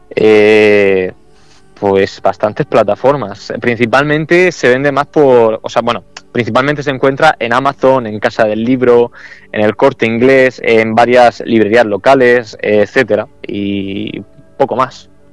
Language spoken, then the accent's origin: Spanish; El Palmar, Region of Murcia, Spain; aquí en mi pueblo, en El Palmar